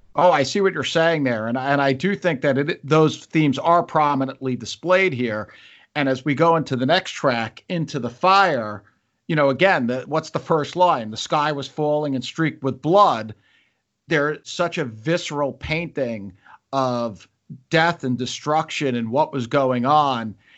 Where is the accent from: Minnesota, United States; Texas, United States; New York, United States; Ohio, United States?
New York, United States; I'm a New Yorker. Uh, my family's all in New York